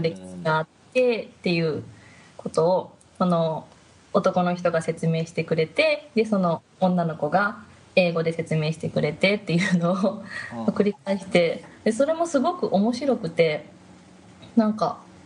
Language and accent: Japanese; Japan; moved away as an adult; now in China; 日本です